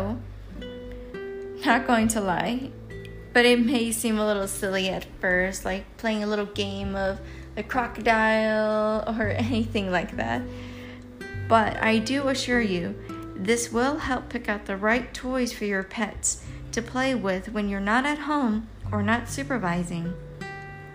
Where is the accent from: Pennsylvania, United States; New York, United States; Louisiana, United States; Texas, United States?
Texas, United States; Killeen; my hometown in Killeen